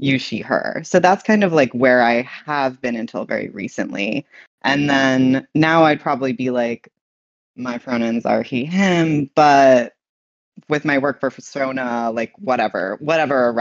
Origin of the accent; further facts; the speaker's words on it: New York City, New York, United States; I was born in New York City, and I was kind of like a city kid.